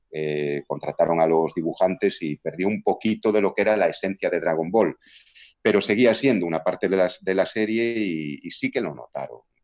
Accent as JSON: {"language": "Spanish", "region": "Galicia", "country": "Spain", "accent": "Galician", "said": "yo ya tengo acento gallego"}